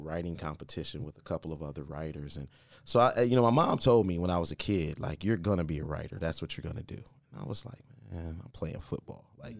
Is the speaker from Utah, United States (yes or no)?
no; Columbus, Ohio, United States; also born or lived in Akron / California / Colorado; Columbus, Ohio.